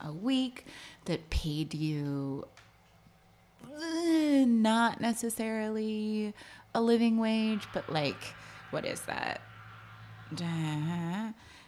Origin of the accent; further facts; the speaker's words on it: California, United States; moved away as an adult; now in New York, United States; I'm from California originally. I moved to New York at the tender age of 18